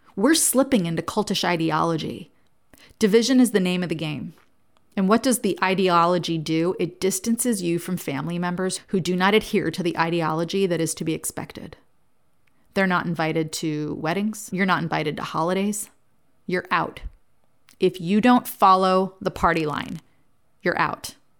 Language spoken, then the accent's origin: English; New Jersey, United States; I grew up in New Jersey, and the youngest of four kids